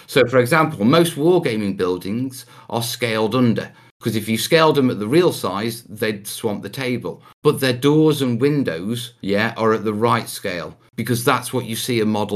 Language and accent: English; Anglesey, North Wales, United Kingdom; also born or lived in Stoke-on-Trent (family origin); I grew up in North Wales, yeah, which is, you know, the Welsh mountains, beaches, walking across the headland. And as a kid, I grew up in a place called Anglesey